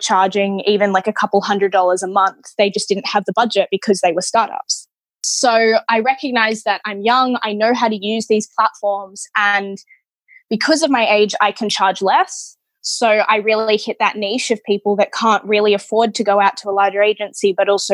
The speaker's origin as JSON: {"language": "English", "country": "Australia", "tie": "born or raised there", "said": "I was born in Australia"}